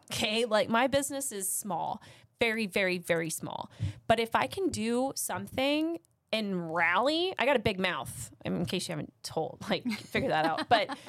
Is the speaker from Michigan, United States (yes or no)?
no; Austin, Texas, United States; now in Midland, United States; I love Midland more than my own hometown. I consider Austin my hometown because that's where my adolescence was.